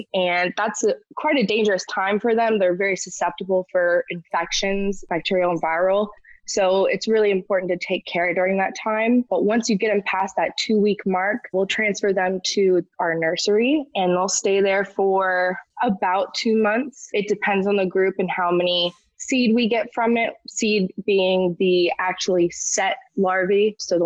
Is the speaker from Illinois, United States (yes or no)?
no; Ormond Beach, Florida, United States; also born or lived in Gainesville, Florida; I'm a Florida native. I was born in Gainesville, Florida, but I grew up in Ormond Beach, which is near Daytona